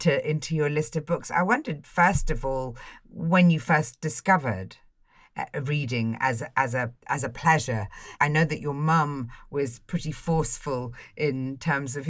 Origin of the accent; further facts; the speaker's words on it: Ireland; I grew up poor in Ireland